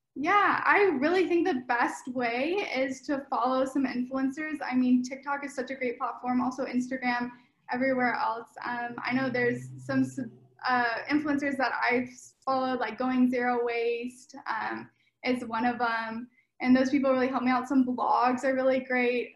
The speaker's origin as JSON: {"language": "English", "town": "Sacramento", "region": "California", "country": "United States", "moved": "yes", "lives_now": "Los Angeles, United States", "said": "I'm from NorCal, from Sacramento Bay Area area, and I'm currently living in Los Angeles"}